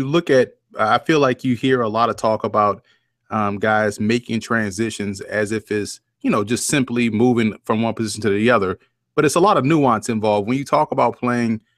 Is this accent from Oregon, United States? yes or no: no; New Orleans, Louisiana, United States; I grew up in the South, I grew up in New Orleans